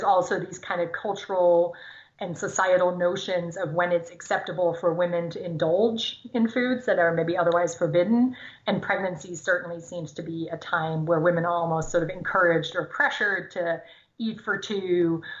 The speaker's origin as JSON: {"language": "English", "country": "Germany", "tie": "born or raised there", "first_language": "German", "second_language": "English", "moved": "yes", "lives_now": "United States", "said": "I grew up in Germany, speaking German."}